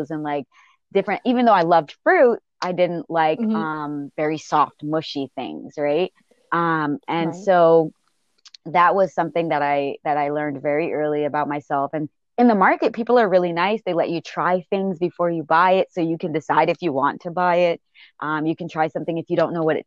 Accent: Barbados; also born or lived in Bronx, New York; now in New York, United States; there where I really grew up and really learned about food and was really exposed to food

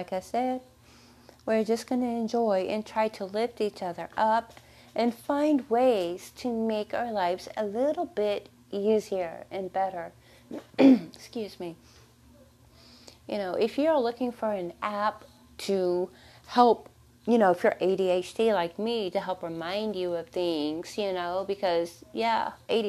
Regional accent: Texas, United States; I was born in Texas. So excuse the accent

